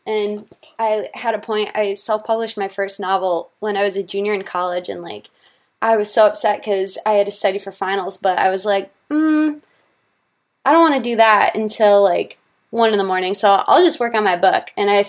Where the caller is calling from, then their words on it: Notre Dame, Indiana, United States; I'm in my apartment just off campus in Notre Dame.